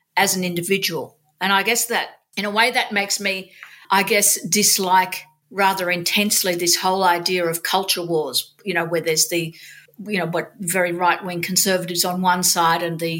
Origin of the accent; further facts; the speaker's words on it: Sydney, New South Wales, Australia; I grew up in Sydney. I was born in Sydney.